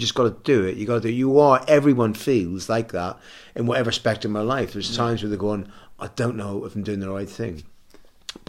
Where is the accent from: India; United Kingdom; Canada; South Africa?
United Kingdom; Belfast, Northern Ireland; moved away; I come from Belfast